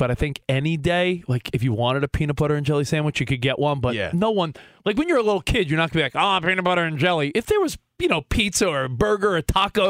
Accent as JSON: {"language": "English", "area": "Long Island", "region": "New York", "country": "United States", "tie": "born or raised there", "said": "I grew up on Long Island."}